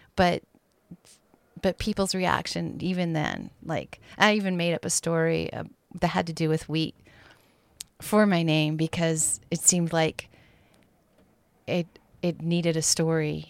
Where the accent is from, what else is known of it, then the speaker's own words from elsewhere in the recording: Bozeman, Montana, United States; also born or lived in Gillette, Wyoming; I grew up in the town of Bozeman, which is one of the bigger towns in Montana